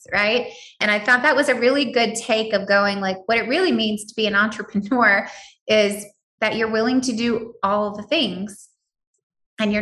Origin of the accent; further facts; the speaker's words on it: United States; I am an American